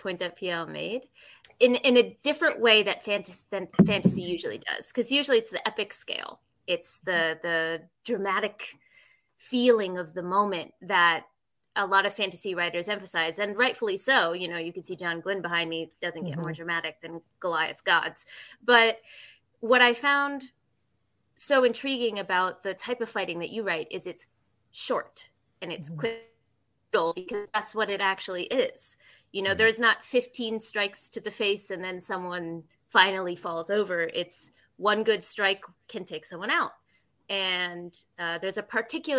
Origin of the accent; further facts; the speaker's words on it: United States; moved away as an adult; now in Japan; as an American